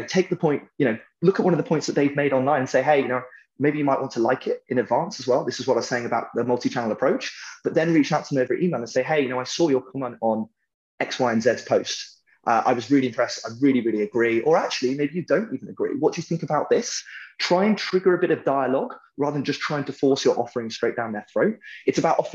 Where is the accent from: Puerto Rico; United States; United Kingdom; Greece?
United Kingdom; I'm British